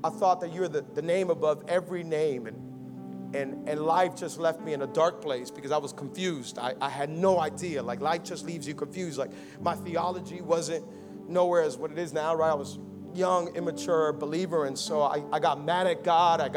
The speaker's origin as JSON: {"language": "English", "town": "Miami", "region": "Florida", "country": "United States", "tie": "born or raised there", "said": "I was born and raised here in Miami"}